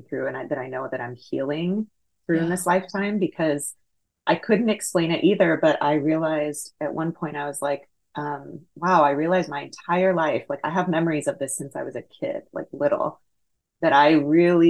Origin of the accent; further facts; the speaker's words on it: Houston, Texas, United States; I was born and raised in Houston, Texas